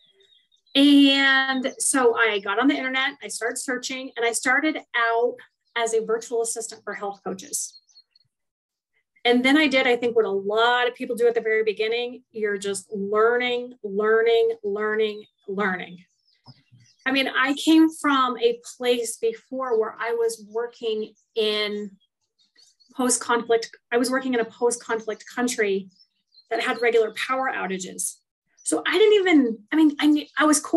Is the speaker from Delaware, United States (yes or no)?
no; Western Kansas, United States; moved away; I literally come from a small town in Western Kansas